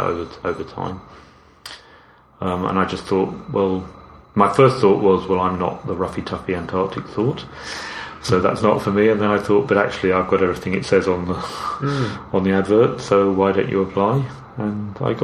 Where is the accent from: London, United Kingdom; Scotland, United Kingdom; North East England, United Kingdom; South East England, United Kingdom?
London, United Kingdom; moved away as an adult; also born or lived in Cambridge; now in Royston, United Kingdom; So I grew up in outer London, the London suburbs.